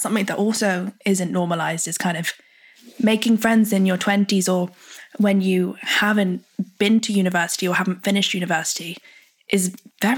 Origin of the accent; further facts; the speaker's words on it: United Kingdom; being British